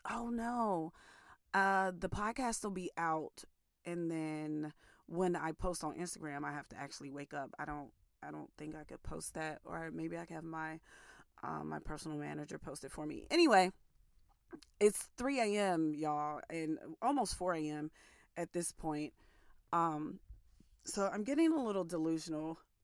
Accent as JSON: {"language": "English", "area": "Mon Valley", "region": "Western Pennsylvania", "country": "United States", "said": "I'm from Western Pennsylvania, okay? The Mon Valley"}